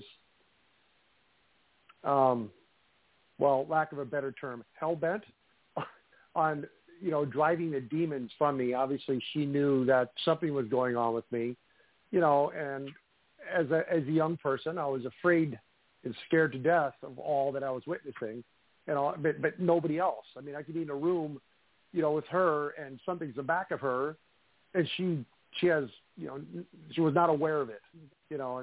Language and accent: English; Midwest, United States; Growing up in the Midwest, living in, you know, old homes